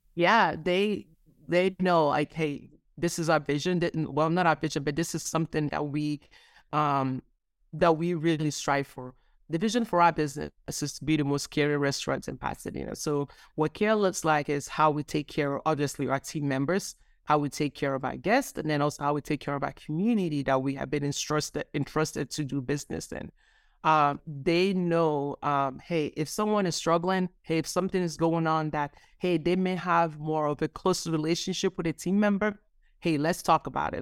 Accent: Nigeria; I grew up Nigerian. I was born in Nigeria

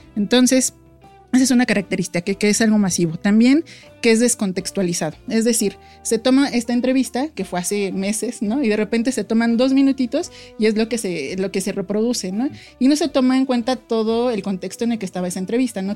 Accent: Mexico City, Mexico; nosotros como ciudadanos eh, de la Ciudad de México

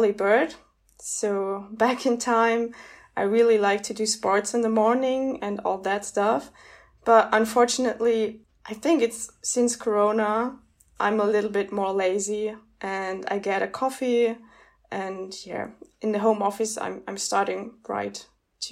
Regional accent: Munich, Bavaria, Germany; I started my BA also in Munich as I grew up in Munich.

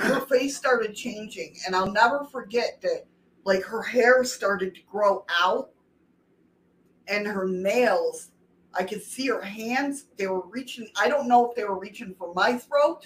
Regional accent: New York, United States; in my home state

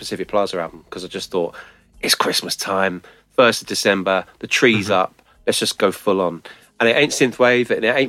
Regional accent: Carshalton, London, United Kingdom; I was born in St Helier's.

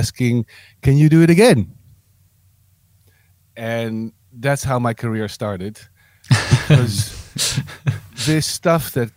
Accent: Amsterdam, North Holland, Netherlands; I was born outside Amsterdam, and then when I was five, my parents brought me to Amsterdam

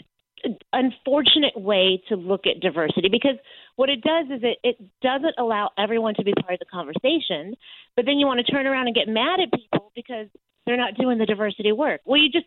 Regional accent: Texas, United States; moved away as an adult; also born or lived in New York City; I say I was raised in Texas, but I grew up in New York, because I moved to New York right out of college

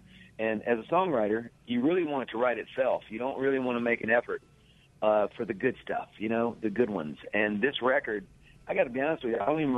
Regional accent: Mississippi, United States; also born or lived in Nashville, United States; remembering my life growing up in Mississippi and in the Delta. Always had one foot in Nashville and one foot in the Delta

